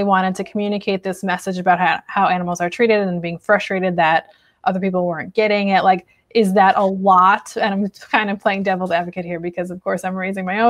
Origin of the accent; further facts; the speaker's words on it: Chicago, Illinois, United States; I grew up in Chicago